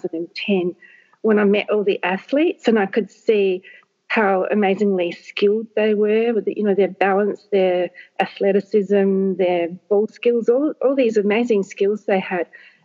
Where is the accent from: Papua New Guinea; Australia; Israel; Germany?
Papua New Guinea; born there; So I was born in Papua New Guinea, where both my parents were teachers.